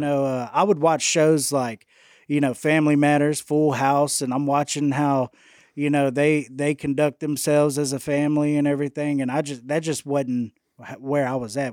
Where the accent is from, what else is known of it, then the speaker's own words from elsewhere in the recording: Houston, Texas, United States; now in West Monroe, United States; born and raised in Houston, Texas